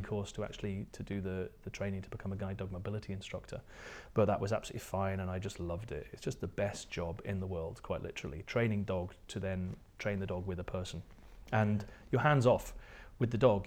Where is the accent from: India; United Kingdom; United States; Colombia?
United Kingdom; near Ullapool, northwest coast of Scotland; accent: English; also born or lived in Surrey, England; at the age of two, I think maybe my parents have been watching, um, the, the Good Life with Richard Brier's and Felicity Kendall, uh, and they decided that they were going to move to Scotland